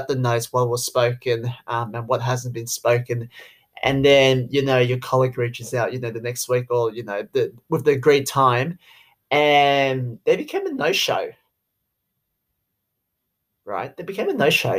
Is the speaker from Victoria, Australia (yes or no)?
no; Sydney, New South Wales, Australia; accent: Aussie; I'm Chinese. I grew up in Australia, born in Sydney